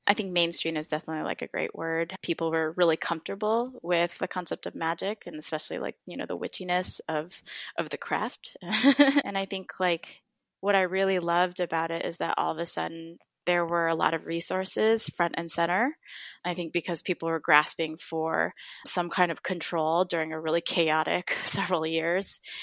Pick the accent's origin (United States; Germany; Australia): United States; Midwest; I was bullied as an Asian American in elementary school for mm. since I grew up in the Midwest.